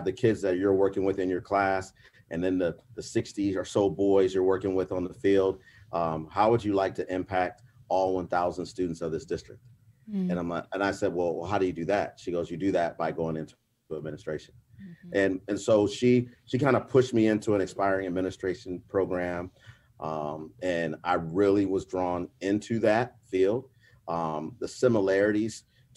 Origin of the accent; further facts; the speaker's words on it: Canton, Ohio, United States; I was born and raised here in Canton, Ohio